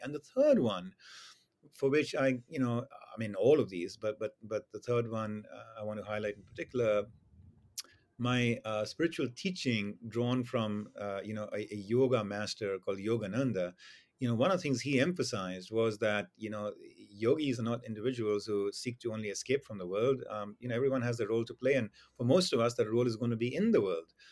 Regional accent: India; moved away; my experience in growing up in India

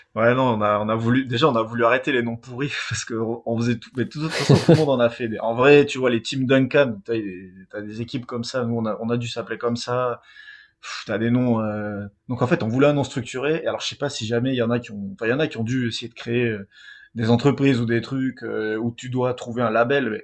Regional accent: south-west France, France; on vient du Sud-Ouest

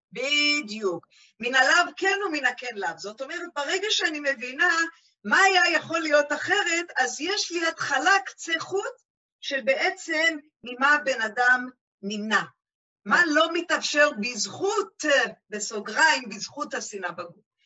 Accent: Jerusalem, Jerusalem District, Israel; אני ירושלמית

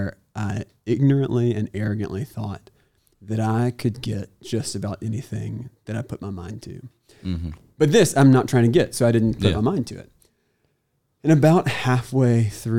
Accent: Auburn, Alabama, United States; now in Chattanooga, United States; I grew up in Auburn, Alabama.

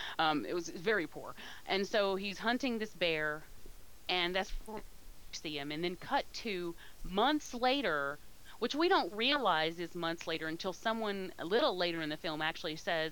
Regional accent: United Kingdom; But I've never heard anyone else. I'm British. I hate to hear them talk.

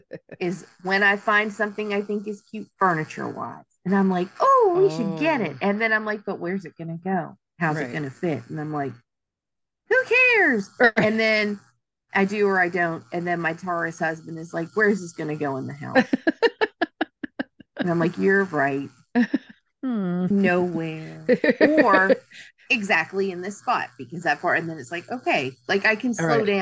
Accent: Pennsylvania, United States; born there; also born or lived in Alabama; So, because I was born in Pennsylvania.

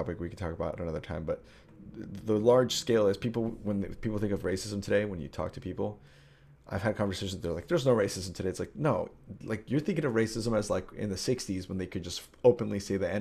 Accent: Nebraska, United States; also born or lived in Colombia; I came from Nebraska, and so in Nebraska where I grew up, there's a large Mexican population

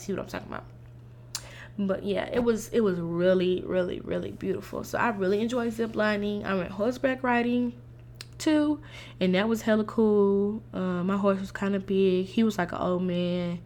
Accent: St. Lucia; I am a West Indian. I'm Saint Lucian

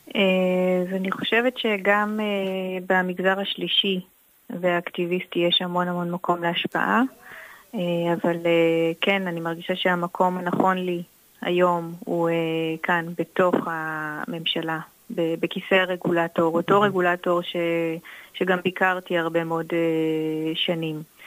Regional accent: Jordan Valley, Northern District, Israel; moved away as an adult; also born or lived in Haifa; אני גדלתי בעמק הירדן, שהוא מקום מאוד מאוד נקי ופסטורלי

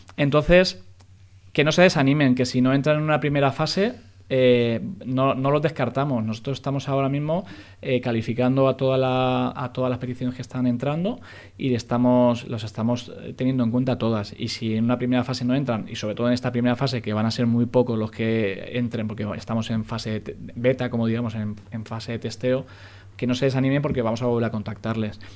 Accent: Spain; somos muy españoles, es la pronunciación

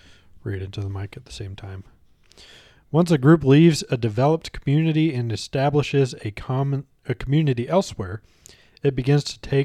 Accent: United States; Because I'm American.

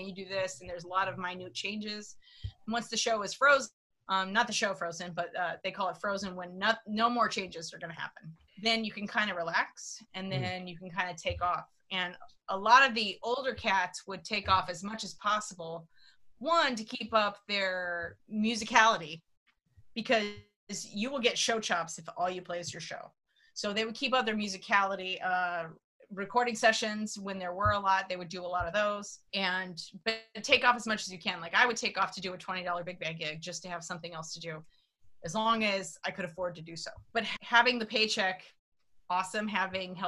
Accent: Pittsburg, California, United States; moved away as an adult; now in New York, United States; I'm from outside San Francisco, Pittsburgh, California

